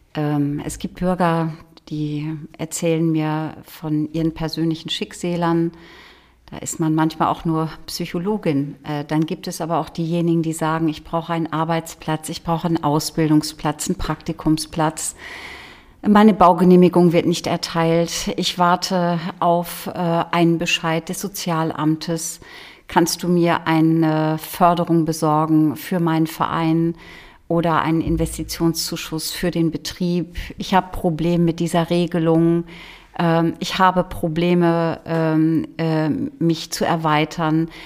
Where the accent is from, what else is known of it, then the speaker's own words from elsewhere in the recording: Holtland, Lower Saxony, Germany; Ich bin in Holtland im Landkreis Leer aufgewachsen auf einem Hof